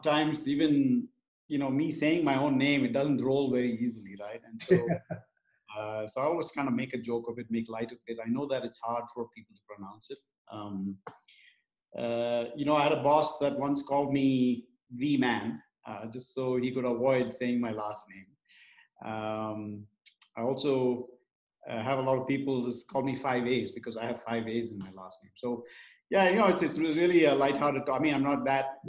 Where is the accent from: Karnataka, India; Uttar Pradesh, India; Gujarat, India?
Karnataka, India; Bengaluru; moved away as an adult; now in United States; Born and raised in Bengaluru, one of my favorite cities. We moved to the States 2001. So I've been here about 20 years